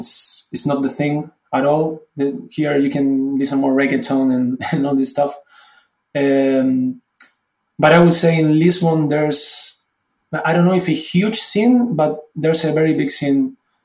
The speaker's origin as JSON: {"language": "English", "country": "Argentina", "moved": "as an adult", "lives_now": "Germany", "said": "I was coming from Argentina, and from Argentina to Germany is a huge step, not only for my career, but also the culture itself. It's so different. I had to study German."}